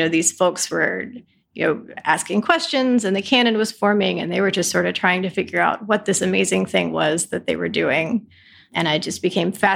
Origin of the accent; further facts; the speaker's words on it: Greensboro, North Carolina, United States; also born or lived in Chapel Hill, North Carolina; I grew up in Greensboro